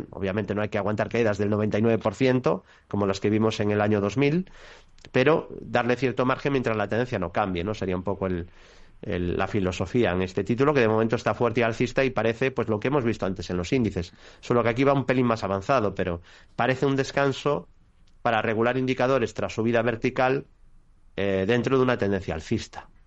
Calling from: Madrid, Community of Madrid, Spain; Hola, buenas tardes. … de Madrid.

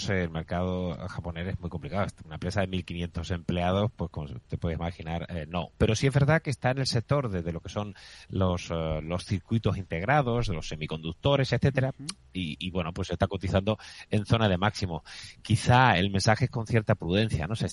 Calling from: Seville, Andalusia, Spain; Hola, buenos días. … de Sevilla.

